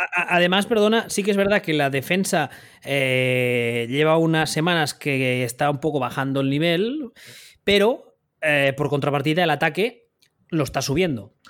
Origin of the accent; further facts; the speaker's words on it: Spain; Siendo nosotros españoles, eh, hablando español